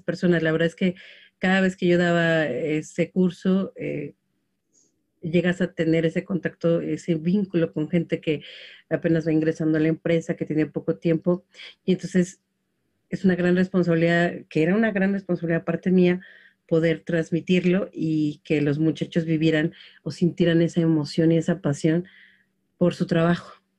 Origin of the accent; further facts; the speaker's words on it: Mexico City, Mexico; yo crecí en Xochimilco